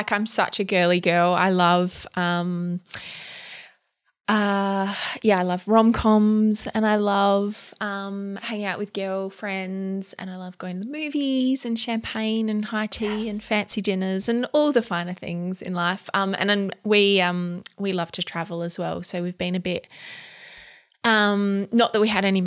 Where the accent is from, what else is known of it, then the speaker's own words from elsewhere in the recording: Adelaide, South Australia, Australia; also born or lived in Melbourne / Ballarat; now in Riverland, Australia; I'm from Adelaide originally, but have spent some time in Melbourne as well.